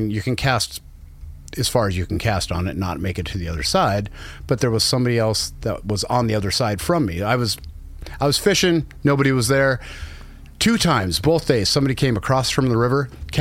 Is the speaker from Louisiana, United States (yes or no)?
no; Portland, Oregon, United States; I grew up over in the Portland area, and Dad and I used to do a lot of fishing for sturgeon